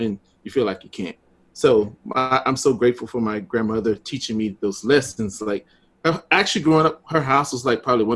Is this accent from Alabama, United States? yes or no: no; Louisville, Mississippi, United States; I grew up in Mississippi on a little small town